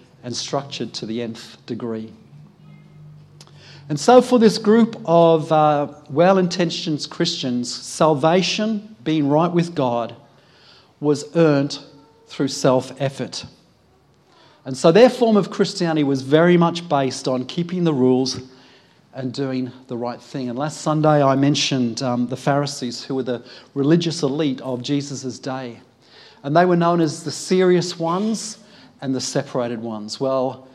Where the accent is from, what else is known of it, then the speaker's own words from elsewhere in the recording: United Kingdom; being British myself